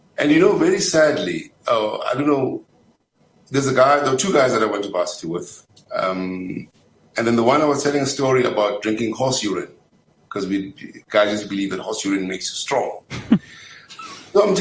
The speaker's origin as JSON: {"language": "English", "town": "Springs", "region": "Gauteng", "country": "South Africa", "tie": "born or raised there", "said": "I grew up in Springs"}